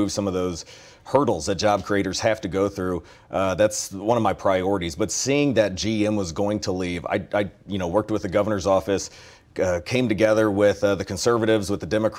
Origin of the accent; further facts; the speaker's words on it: Ferguson, Missouri, United States; also born or lived in St. Charles County, Missouri; growing up in Ferguson, Missouri